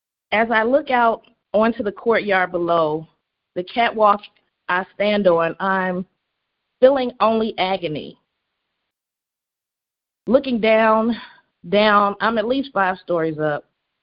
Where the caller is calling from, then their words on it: Indiana, United States; I'm calling from Indiana.